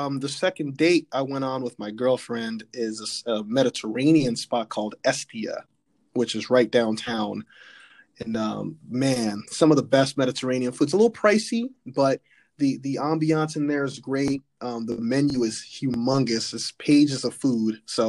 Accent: Southern California, United States; now in Philadelphia, United States; growing up in Southern California, I've only been to San Diego once

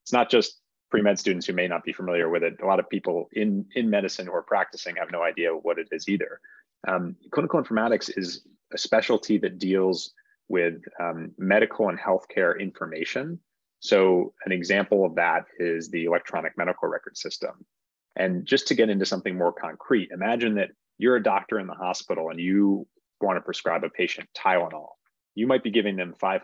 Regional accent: Northeast, United States; moved away as an adult; also born or lived in Boston, United States; now in San Francisco Bay Area, United States; I grew up in the Northeast

